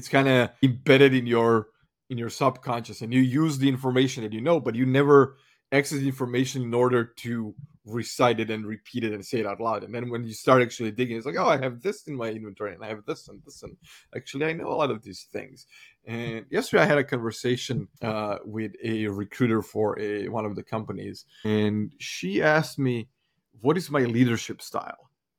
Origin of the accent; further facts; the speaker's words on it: Croatia; because I come from Croatian coffee culture, I would grab my team and take them out for coffee.